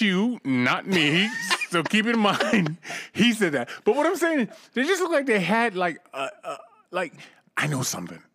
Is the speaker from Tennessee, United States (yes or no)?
no; Cambridge, Massachusetts, United States; my hometown, Cambridge, Massachusetts